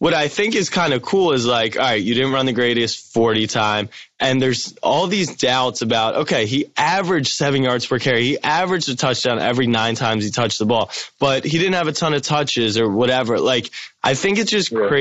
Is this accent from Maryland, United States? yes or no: yes; Maryland, United States; I grew up in Maryland